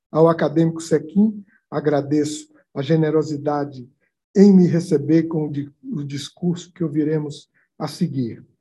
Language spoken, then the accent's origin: Portuguese; Ituaçu, Bahia, Brazil; also born or lived in Salvador; Nascido em Salvador, passei a minha infância em Ituaçu, no interior do estado. Contemplo desta tribuna o menino que fui e me espanto.